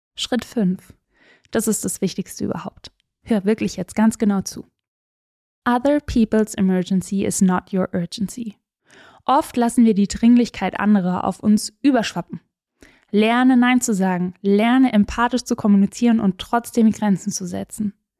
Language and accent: German; Swabian Jura, Baden-Württemberg, Germany; ich bin auf der Schwäbischen Alb groß geworden